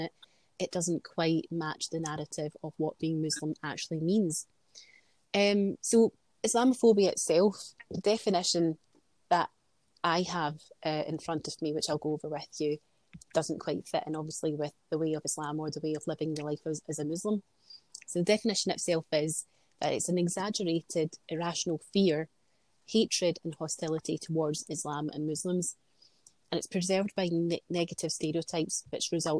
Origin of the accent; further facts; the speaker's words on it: Glasgow, Scotland, United Kingdom; I'm born and brought up in Glasgow. We've lived in Scotland all my life.